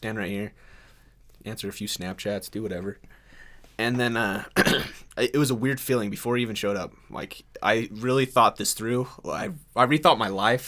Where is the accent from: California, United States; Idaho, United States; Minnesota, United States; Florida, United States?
Idaho, United States; Blackfoot; I'm from Blackfoot, Idaho